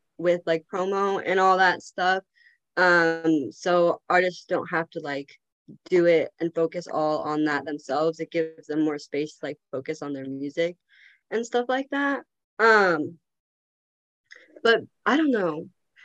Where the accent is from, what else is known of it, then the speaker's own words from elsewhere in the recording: Seattle, Washington, United States; I'm also from Seattle